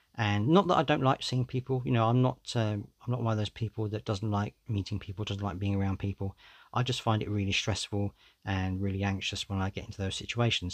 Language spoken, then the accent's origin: English; United Kingdom; I'm British